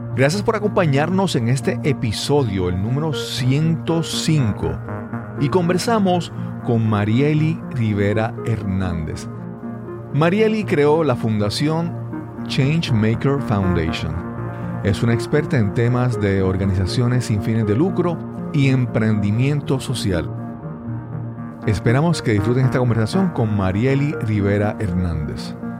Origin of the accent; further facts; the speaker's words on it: Yabucoa, Puerto Rico; que siempre recuerdo de mi pueblo. Mi abuela era eh, doña Reina en el pueblo de Yabucoa